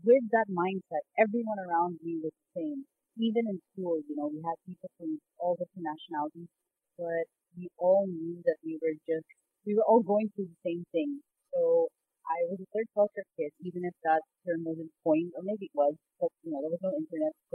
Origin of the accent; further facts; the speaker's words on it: Bahrain; moved away as an adult; also born or lived in Philippines / Doha, Qatar / United Arab Emirates; My parents moved to Bahrain before I was born. So I was born and raised there